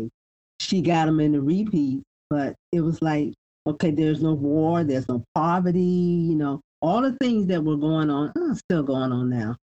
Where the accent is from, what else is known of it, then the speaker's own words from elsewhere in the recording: the South, United States; I was born and raised in the South